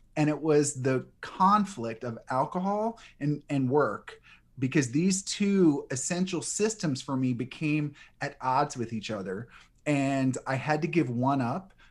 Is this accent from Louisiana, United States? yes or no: yes; New Orleans, Louisiana, United States; I grew up in New Orleans